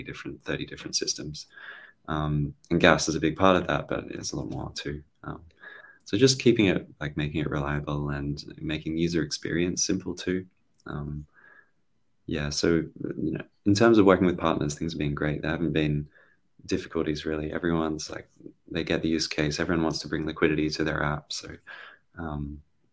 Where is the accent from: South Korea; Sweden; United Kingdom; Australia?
Australia; I'm Australian